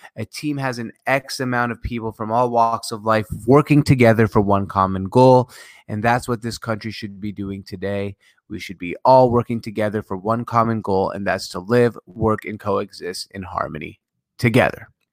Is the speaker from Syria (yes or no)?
yes; Syria; moved away; September eleventh, I was a kid, I'm from Syria